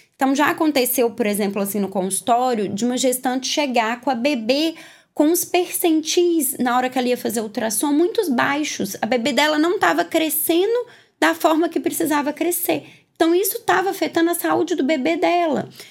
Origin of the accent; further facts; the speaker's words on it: Minas Gerais, Brazil; moved away; Eu sou mineira, não sou daqui, vim morar aqui